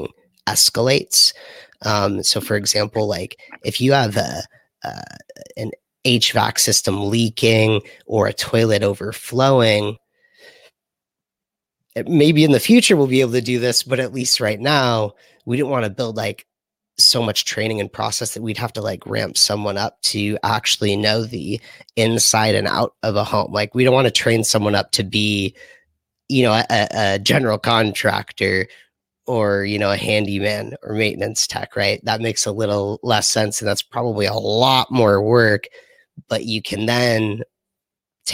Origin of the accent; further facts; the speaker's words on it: Los Angeles, California, United States; I'm from Los Angeles